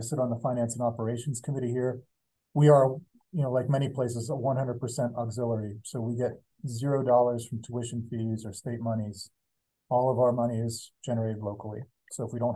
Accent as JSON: {"language": "English", "town": "Pittsburgh", "region": "Pennsylvania", "country": "United States", "tie": "born or raised there", "moved": "as an adult", "lives_now": "Montana, United States", "said": "went to Pittsburgh, which is my hometown"}